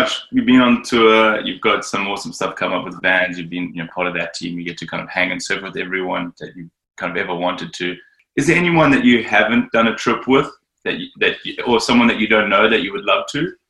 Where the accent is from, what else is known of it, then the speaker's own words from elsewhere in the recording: South Africa; growing up in Zabrica, we were kind of taught to surf a certain way.